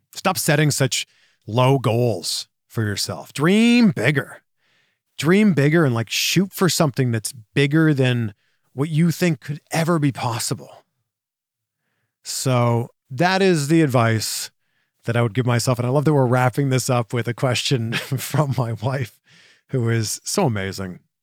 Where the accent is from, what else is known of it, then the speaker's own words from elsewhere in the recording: Pickering, Ontario, Canada; moved away as an adult; also born or lived in Waterloo, Ontario / Toronto / Vancouver / Cleveland; now in Orange County, United States; I'm from Pickering, Ontario, Canada.